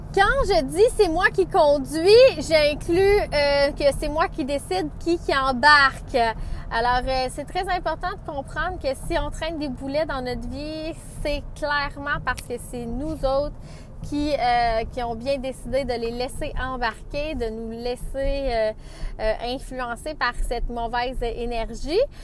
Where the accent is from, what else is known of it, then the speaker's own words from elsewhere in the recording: Saint-Félix, Quebec, Canada; Je suis de Saint-Félix dans l'anneau